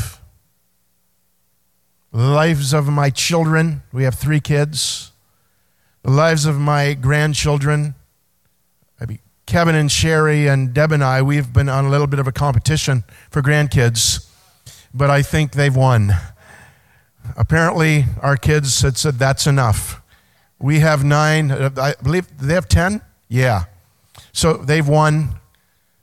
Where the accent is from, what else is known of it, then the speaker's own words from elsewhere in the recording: Belleville, Ontario, Canada; moved away as an adult; I grew up in Belleville, 22 years here, played my hockey here, went to Quinte Secondary School